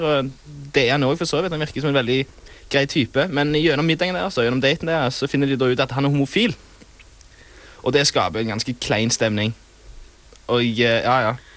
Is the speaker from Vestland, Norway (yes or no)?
no; Sola, Rogaland, Norway; Jeg er da fra Sola. Det ligger rett ved Stavanger.